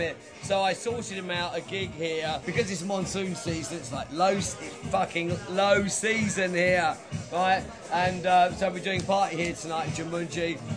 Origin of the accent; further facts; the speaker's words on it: London, United Kingdom; moved away as an adult; West London, where we talk like this properly.